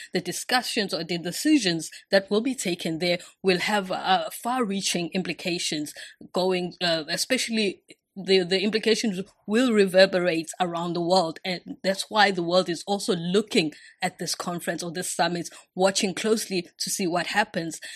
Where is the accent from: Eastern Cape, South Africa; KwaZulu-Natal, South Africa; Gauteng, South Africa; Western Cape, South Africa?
KwaZulu-Natal, South Africa; Durban; moved away as an adult; now in China; I'm from the city of Durban. Yes, I was born and raised there